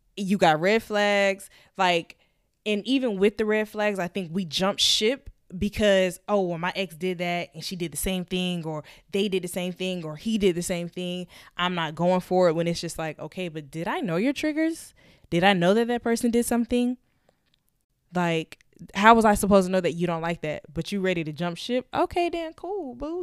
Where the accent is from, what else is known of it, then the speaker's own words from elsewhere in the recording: Florida, United States; moved away; we we're both from Florida